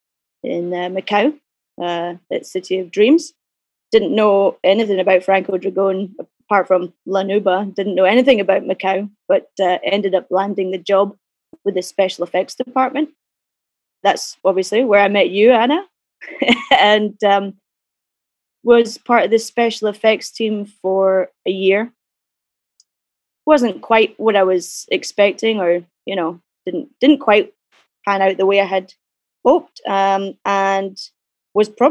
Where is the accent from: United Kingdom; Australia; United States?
United Kingdom; Glasgow, Scotland; I grew up in Glasgow